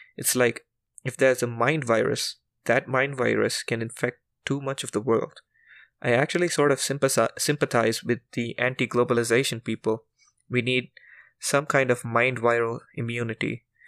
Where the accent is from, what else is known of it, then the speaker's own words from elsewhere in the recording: India; as an Indian